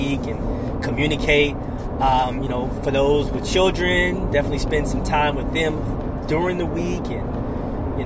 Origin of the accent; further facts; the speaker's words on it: Oakland, California, United States; I'm from Oakland, California